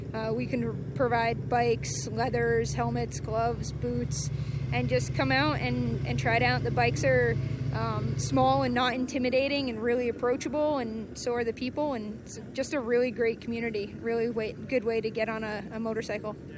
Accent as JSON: {"language": "English", "region": "New England", "country": "United States", "moved": "yes", "lives_now": "Southern California, United States", "said": "I'm from New England"}